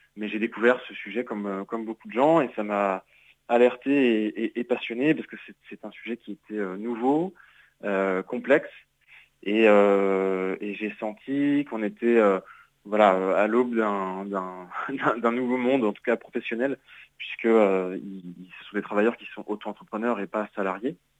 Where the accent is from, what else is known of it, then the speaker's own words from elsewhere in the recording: Nantes, Pays de la Loire, France; je suis nantais